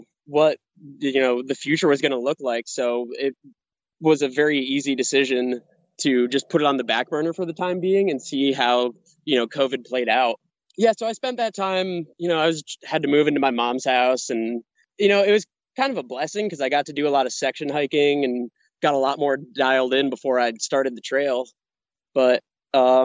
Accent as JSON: {"language": "English", "town": "West Hartford", "region": "Connecticut", "country": "United States", "said": "I am from West Hartford, Connecticut"}